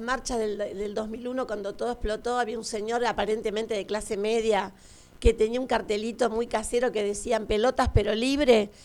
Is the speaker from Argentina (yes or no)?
yes; Argentina; Estoy muy orgullosa de ser argentina